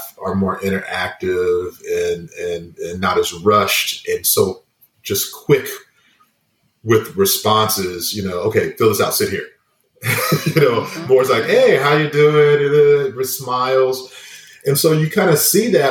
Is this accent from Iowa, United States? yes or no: no; Inglewood, California, United States; growing up in Inglewood, California